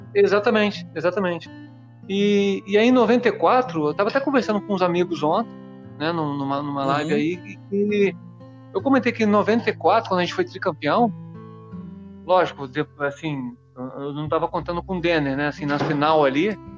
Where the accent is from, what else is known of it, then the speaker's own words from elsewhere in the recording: Espírito Santo, Brazil; moved away; eu sou capixaba, né, cara? Eu, eu fui descoberto lá jogando uma competição no meu estado